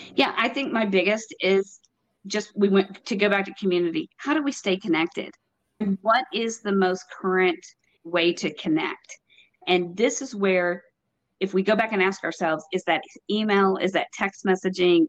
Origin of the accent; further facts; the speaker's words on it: Texas, United States; now in North Carolina, United States; I'm from Texas, born and raised, and now in North Carolina.